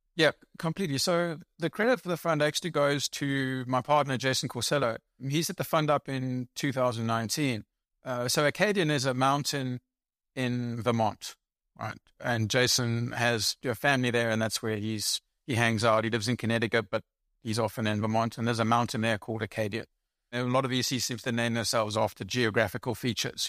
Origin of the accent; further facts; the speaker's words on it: South Africa; moved away as an adult; also born or lived in England / United States / United Kingdom; now in Germany; I was born in England. I grew up in South Africa, uh, not Australia